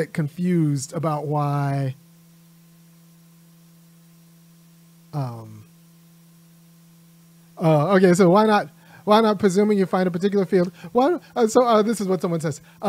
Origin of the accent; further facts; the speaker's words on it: California, United States; I'm from California